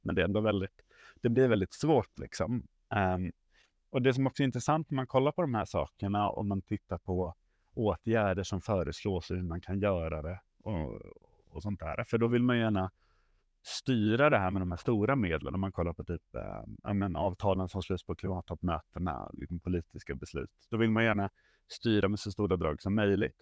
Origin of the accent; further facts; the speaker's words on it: Stockholm, Stockholm County, Sweden; är jag uppvuxen i tunnelbanan i, i Stockholm